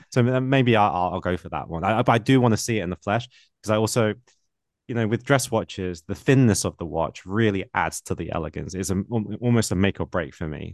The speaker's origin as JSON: {"language": "English", "country": "United Kingdom", "accent": "British", "said": "my British accent"}